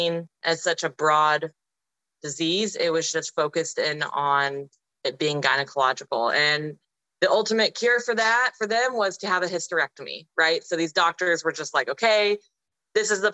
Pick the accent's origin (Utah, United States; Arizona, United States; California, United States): Arizona, United States; I'm from Arizona in the United States